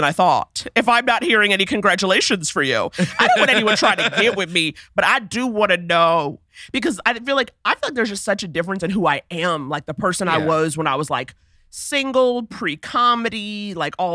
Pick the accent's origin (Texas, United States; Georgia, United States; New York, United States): New York, United States; New York City; Harlem, born and raised